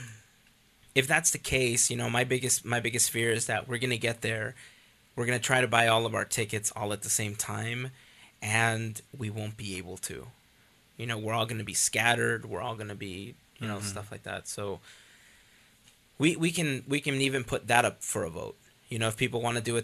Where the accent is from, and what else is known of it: Los Angeles, California, United States; born or raised there